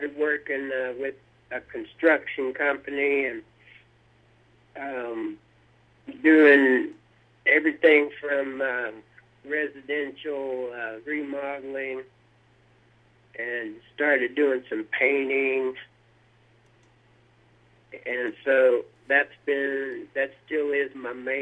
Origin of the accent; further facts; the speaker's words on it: central Oklahoma, United States; also born or lived in Fort Smith, Arkansas; I grew up in Oklahoma